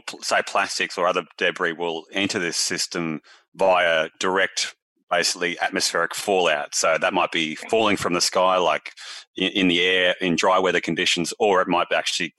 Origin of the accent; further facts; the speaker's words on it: Bendigo, Victoria, Australia; That's my hometown, Janice, by the way.